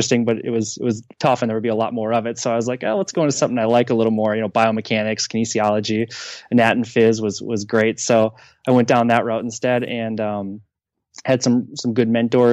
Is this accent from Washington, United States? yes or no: no; Ashland, Wisconsin, United States; now in St. Louis, United States; Ashland, Wisconsin, up at, on Lake Superior.